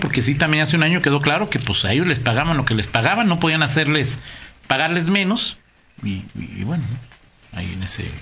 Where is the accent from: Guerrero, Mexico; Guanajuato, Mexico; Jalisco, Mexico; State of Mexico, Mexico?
Guanajuato, Mexico; León; somos bastante peculiares en León